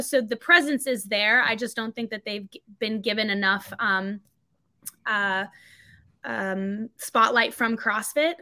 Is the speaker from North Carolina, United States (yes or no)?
yes; North Carolina, United States; also born or lived in Cape Town, South Africa; I was born in Cape Town. My family's from Cape Town, um, but I've grown up in North Carolina. I've been here since I was about four and a half